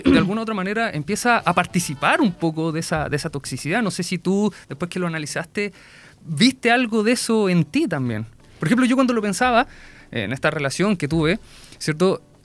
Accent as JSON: {"language": "Spanish", "town": "Concón", "region": "Valparaíso", "country": "Chile", "said": "yo soy viñamarino y allá, bueno, más, concretamente soy de Concón"}